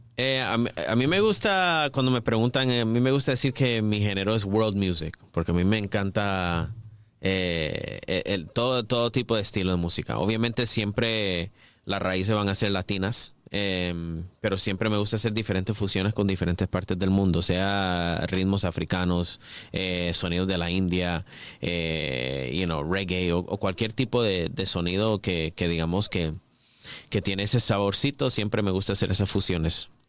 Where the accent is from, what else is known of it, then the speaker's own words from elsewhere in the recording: Canada; creciendo en Canadá, uno creciendo escuchando hip hop, pop music, RB